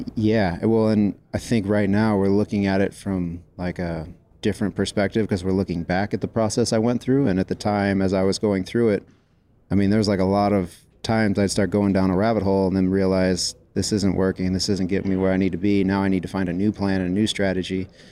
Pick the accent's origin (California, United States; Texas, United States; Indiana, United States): California, United States; San Jose; I grew up in San Jose, California. Uh, I was born at Stanford Hospital